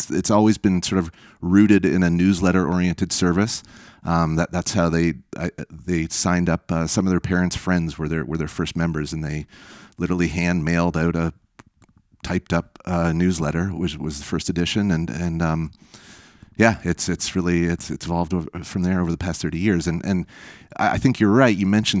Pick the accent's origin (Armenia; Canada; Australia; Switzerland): Canada; And frankly, as a Canadian investor, that's seen some different investing climates over the years.